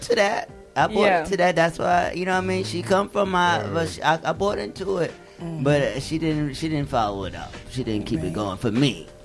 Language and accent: English; New York City, New York, United States; also born or lived in Alabama; I was born and raised in New York City in the Bronx. But my family is from South Carolina, Alabama. So I'm a Southern, but I've lived in the A as well. I've lived in Alabama